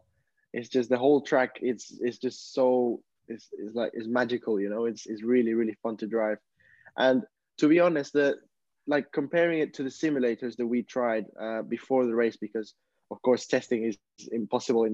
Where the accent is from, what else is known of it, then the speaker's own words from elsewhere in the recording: Peru; now in Barcelona, Spain; I come from Peru. I'm currently living in Barcelona